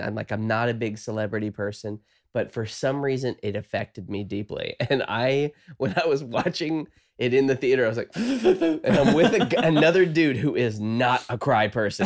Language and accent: English; the South, United States; I'm from the South.